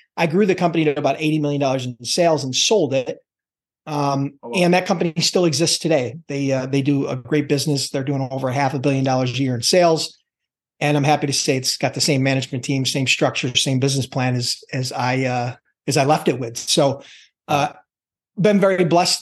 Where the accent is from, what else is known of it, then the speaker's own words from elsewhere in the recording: Buffalo, New York, United States; born and bred in the Buffalo, New York area